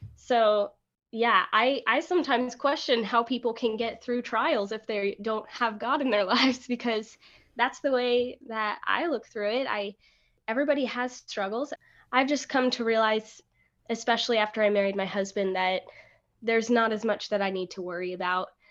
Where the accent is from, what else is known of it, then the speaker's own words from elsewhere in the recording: Alaska, United States; moved away as an adult; also born or lived in Rexburg, Idaho / Ohio; now in Maryland, United States; I was born and raised in Alaska